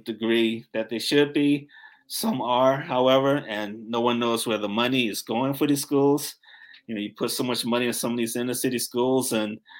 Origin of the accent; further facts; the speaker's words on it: Newark, New Jersey, United States; I grew up in Newark, New Jersey